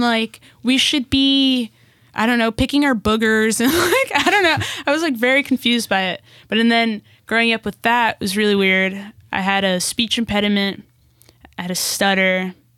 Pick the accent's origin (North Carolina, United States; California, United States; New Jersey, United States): New Jersey, United States; Newark; also born or lived in Brazil; now in Los Angeles, United States; move us back to New Jersey, back to Newark, New Jersey